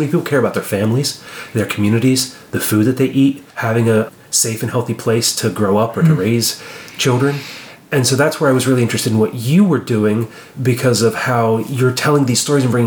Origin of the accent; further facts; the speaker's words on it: Appalachia, United States; I grew up in Appalachia, you know, the son and, well, really the grandson